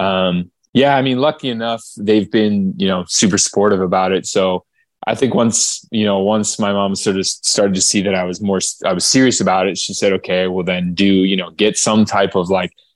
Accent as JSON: {"language": "English", "town": "Okotoks", "region": "Alberta", "country": "Canada", "tie": "born or raised there", "also_born_or_lived": "Calgary, Alberta", "moved": "as an adult", "lives_now": "Toronto, Canada", "said": "I grew up in Calgary, uh, Calgary, Alberta, Canada. Um, actually, in a town called Okotoks"}